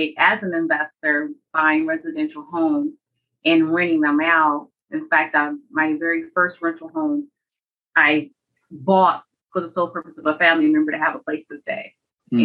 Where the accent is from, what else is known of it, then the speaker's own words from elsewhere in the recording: Michigan, United States; now in Georgia, United States; I was born and raised in Michigan, and I'm relocated to the south in Georgia for family.